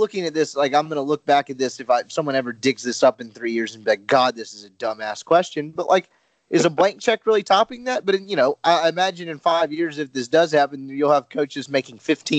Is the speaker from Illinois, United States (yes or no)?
no; Mississippi, United States; born or raised there